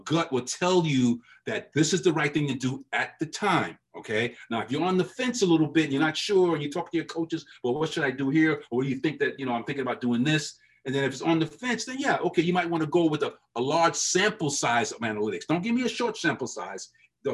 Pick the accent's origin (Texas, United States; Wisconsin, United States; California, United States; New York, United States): New York, United States; New York City; growing up in New York as a Met fan